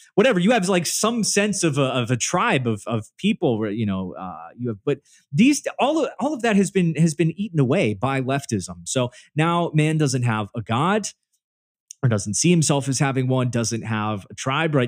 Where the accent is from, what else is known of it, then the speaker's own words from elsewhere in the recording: Northern Virginia, United States; I grew up in Northern Virginia